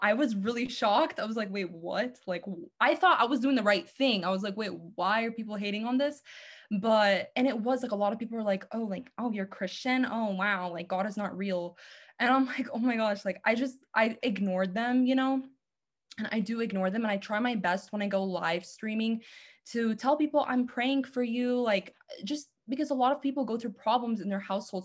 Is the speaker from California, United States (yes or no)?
yes; Los Angeles, California, United States; I am from Los Angeles